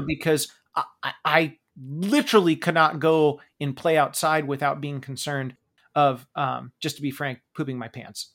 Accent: Pacific Northwest, United States; We grew up in the Pacific Northwest where Starbucks was obviously very, very big

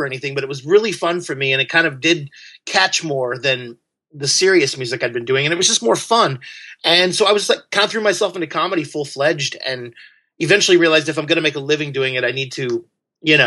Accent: Southern Illinois, United States; moved away; also born or lived in Belleville, Illinois / San Francisco; I grew up in Southern Illinois. Farm towns

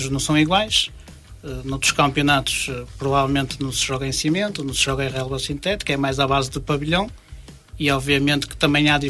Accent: Norte, Portugal; uma vez que eu não sou de Famalicão, sou de cidade próxima

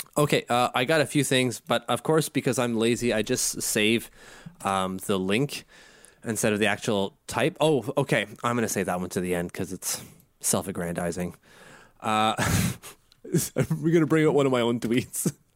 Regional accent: Canada; I'm Canadian

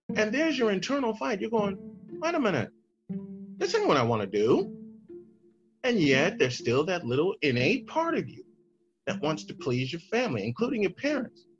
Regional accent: Chicago, Illinois, United States; moved away; my hometown of Chicago

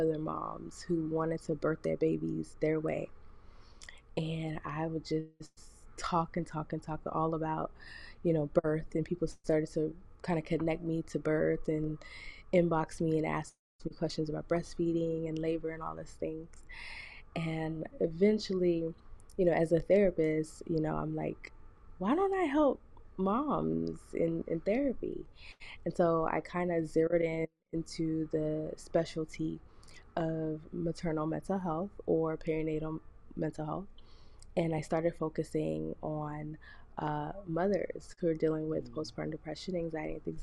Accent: South Florida, United States; moved away as an adult; also born or lived in Jamaica (ancestry); now in Mississippi, United States; I'm from South Florida. My family's Jamaican. And I moved here to Mississippi.

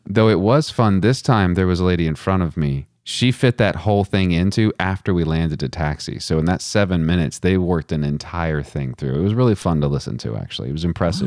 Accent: Texas, United States; I'm from Texas

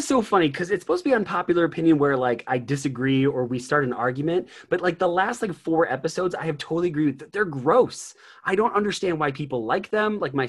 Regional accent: Chicago, Illinois, United States; You know, growing up in the Chicagoland area, being a Packers fan, that one stings a little bit

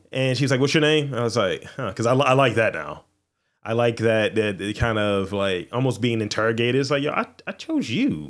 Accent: Baltimore, Maryland, United States; I'm from Baltimore

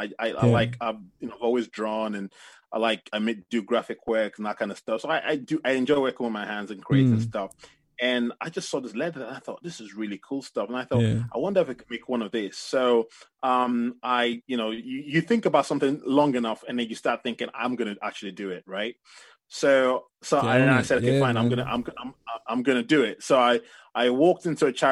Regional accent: Ife, Osun, Nigeria; I come from West Africa, Nigeria, and my family, I come from a place called Ife

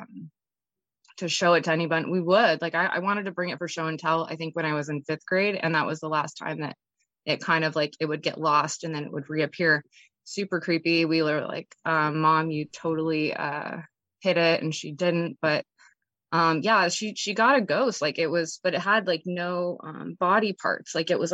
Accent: San Diego, California, United States; I grew up in Southern California in San Diego

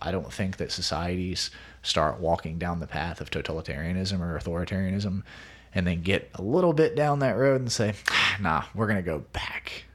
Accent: United States; being an American

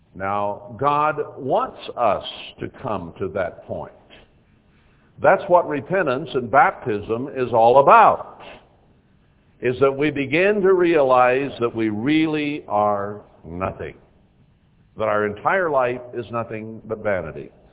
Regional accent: Texas, United States; I was born in Texas.

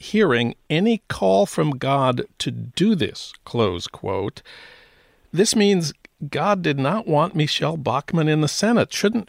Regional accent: St. Paul, Minnesota, United States; That's news from my hometown of St. Paul.

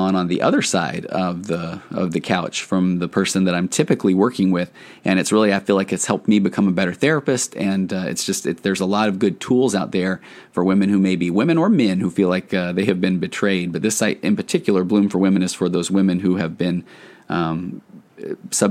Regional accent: Tennessee, United States; I was born in Tennessee

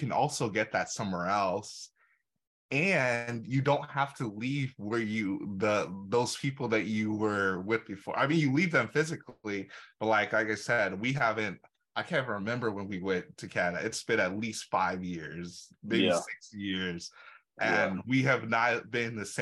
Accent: Nigeria; we're both Nigerian.

